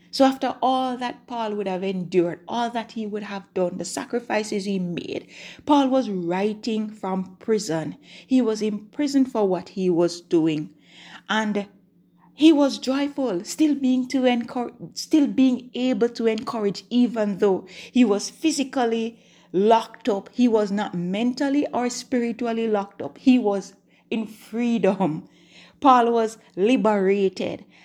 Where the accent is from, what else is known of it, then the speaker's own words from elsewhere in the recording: Jamaica; I'm recording from Jamaica. If, if you're, if you're a new time listener, then that's where I'm from.